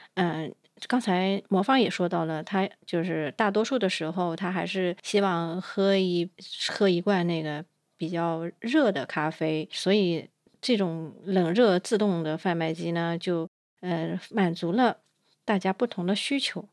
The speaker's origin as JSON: {"language": "Chinese", "country": "China", "said": "我们中国人"}